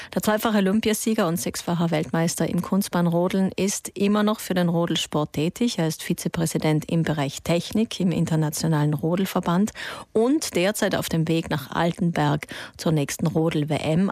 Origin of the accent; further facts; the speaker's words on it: South Tyrol, Trentino-Alto Adige, Italy; bei uns in Südtirol